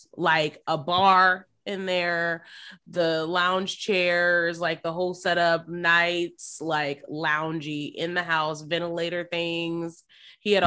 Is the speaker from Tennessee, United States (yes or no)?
yes; Memphis, Tennessee, United States; we're from Memphis, Tennessee